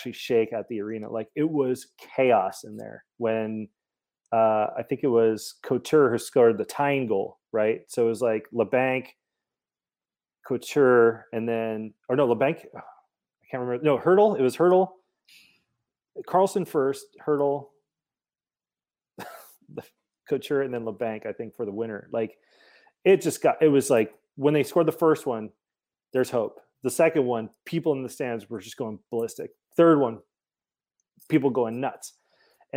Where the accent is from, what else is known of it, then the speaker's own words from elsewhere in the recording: Montreal, Quebec, Canada; also born or lived in Toronto; now in United States; I was born in Toronto, but grew up in Montreal. So I only lived in Toronto for 5 years and then went over to Montreal.